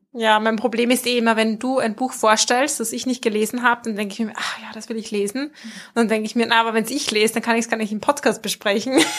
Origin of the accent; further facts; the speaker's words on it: Mühlviertel, Upper Austria, Austria; accent: Mühlviertler Dialekt; moved away as an adult; now in Vienna, Austria; unserem Mühlviertler Dialekt